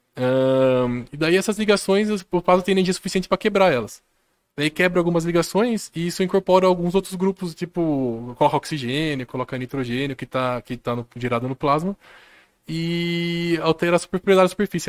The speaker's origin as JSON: {"language": "Portuguese", "town": "Jundiaí", "region": "São Paulo", "country": "Brazil", "said": "Eu sou daqui de Jundiaí mesmo"}